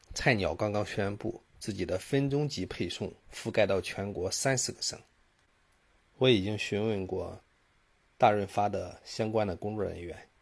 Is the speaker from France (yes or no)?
no; China; 我们中国人的商业模式还是走在了世界的前列的